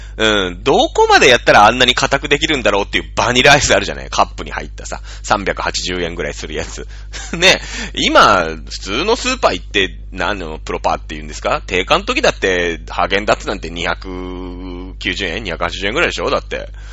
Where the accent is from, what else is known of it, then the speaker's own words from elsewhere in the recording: Mishima, Shizuoka, Japan; moved away as an adult; now in Tokyo metropolitan area, Japan; 私の実家は静岡県の三島市というですね